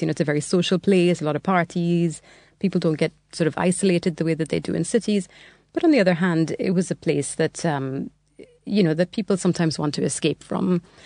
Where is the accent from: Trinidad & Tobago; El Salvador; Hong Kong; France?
Trinidad & Tobago; moved away as an adult; now in England; I'm from Trinidad originally. So, um, yeah, so I was born there and I lived there until I was 18.